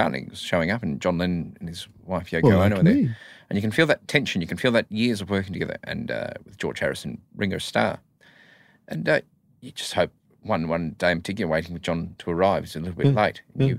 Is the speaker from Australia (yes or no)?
no; New Zealand; as a … fan growing up in New Zealand at the time